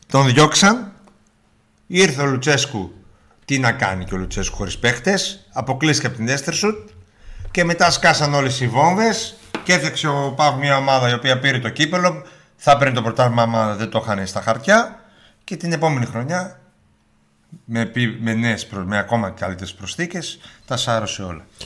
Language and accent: Greek; Serres, Central Macedonia, Greece; Είμαι μισό από Σέρε